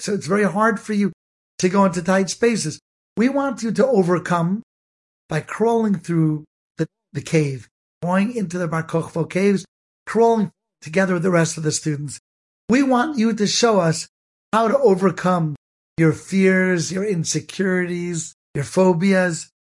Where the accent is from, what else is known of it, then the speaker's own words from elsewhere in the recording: Cleveland, Ohio, United States; I grew up in Cleveland, Ohio